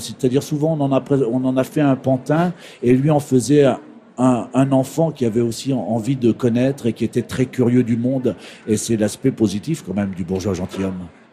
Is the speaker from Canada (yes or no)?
no; Saint-Georges-des-Groseilliers, Normandy, France; moved away as an adult; also born or lived in Flers; je suis né dans l'Orne à Flers et j'ai passé mon enfance à Saint-Georges-des-Groseilliers.